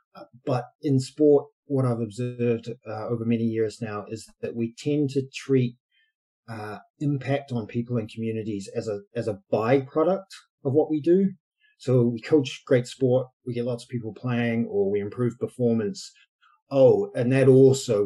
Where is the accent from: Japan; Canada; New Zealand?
New Zealand; moved away as an adult; also born or lived in Edinburgh, Scotland; now in United Kingdom; I'm from New Zealand originally, been in the UK for too long, many years, since 18 years